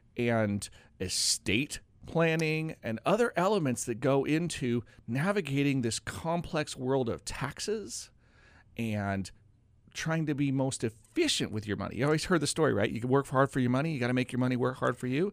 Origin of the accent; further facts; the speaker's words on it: Oregon, United States; also born or lived in North Carolina; I grew up in Oregon, but I actually went to college in North Carolina